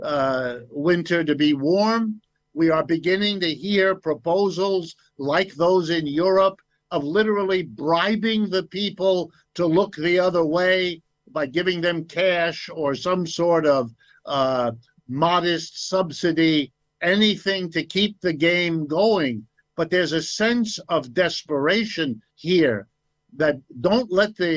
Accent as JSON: {"language": "English", "country": "United States", "tie": "born or raised there", "said": "I was born in the United States. I've lived and worked here all my life"}